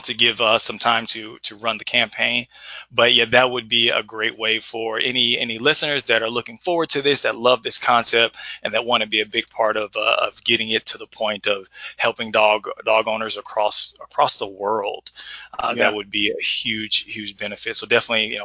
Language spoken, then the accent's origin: English; Edwardsville, Illinois, United States; growing up in Edwardsville, I was very social, had lots of friends, being a part of the basketball team